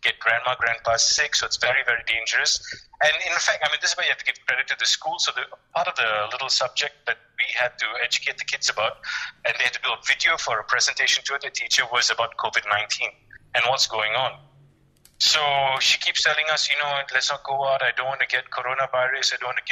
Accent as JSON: {"language": "English", "country": "Malaysia"}